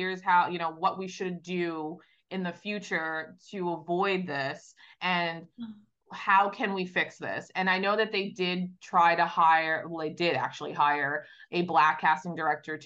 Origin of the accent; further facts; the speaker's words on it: Long Island, New York, United States; now in Los Angeles, United States; I grew up on Long Island, which is a bit of a bubble. I moved